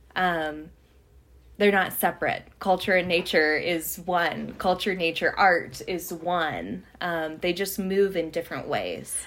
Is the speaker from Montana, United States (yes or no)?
yes; Havre, Montana, United States; I grew up in Haver, Montana. I'm very much of the prairie